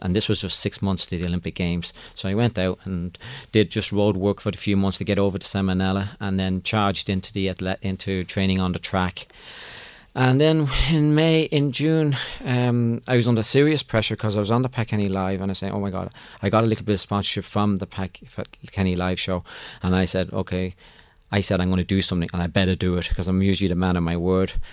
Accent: Ireland; moved away; I'm from Ireland

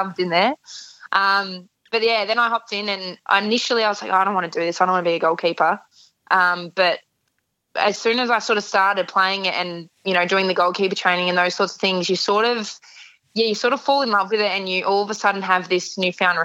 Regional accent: Melbourne, Victoria, Australia; I grew up in Port Melbourne

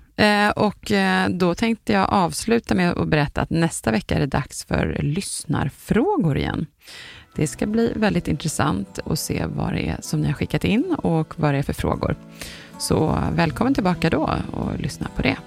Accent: Sweden; som vi svenskar brukar säga

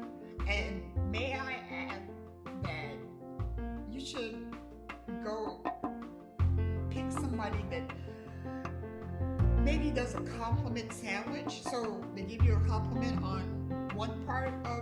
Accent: United States; also born or lived in Altus, Oklahoma / Decatur, Georgia / Louisiana; I was born in Altus, Oklahoma, and I was raised in Decatur, Georgia, and La Paz, Louisiana

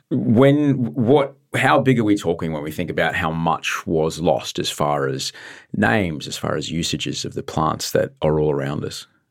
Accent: Queensland, Australia; I grew up in Queensland

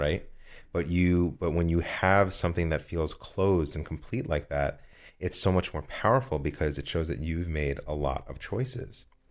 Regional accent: United States; also born or lived in New Jersey; I'm from New York and New Jersey.

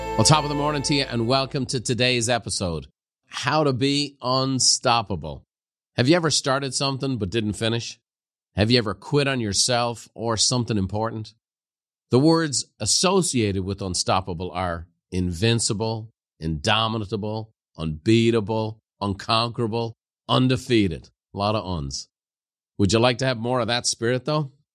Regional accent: Ireland; moved away; growing up in Ireland

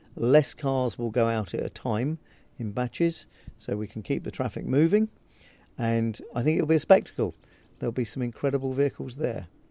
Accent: Farnborough, South East England, United Kingdom; I was born and brought up in Farnborough, which is just down the road

